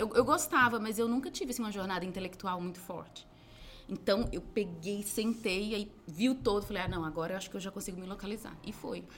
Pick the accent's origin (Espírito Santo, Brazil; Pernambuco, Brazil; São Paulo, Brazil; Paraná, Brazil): Pernambuco, Brazil; Recife; Sou de Recife. Meus pais são baianos, eu sou de Recife